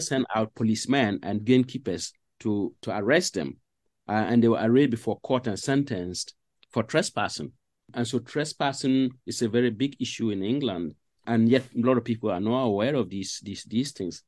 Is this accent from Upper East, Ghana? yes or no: yes; Paga, Upper East, Ghana; moved away as an adult; also born or lived in Cardiff; now in Sheffield, United Kingdom; I grew up in northern Ghana